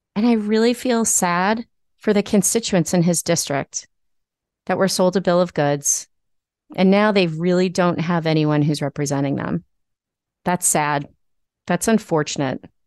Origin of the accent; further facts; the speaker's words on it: Nassau County, New York, United States; my hometown Republicans in Nassau County